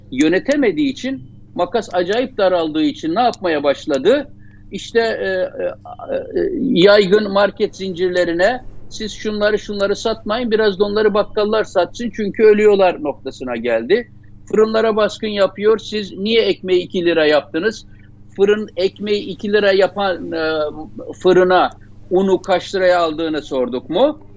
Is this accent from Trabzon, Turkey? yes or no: yes; Çaykara, Trabzon, Turkey; Biz mesela ben e, Trabzonluyum. Bizim Çaykara'da öyledir Trabzon'da. Çok yüksek dağlık yerlerdir.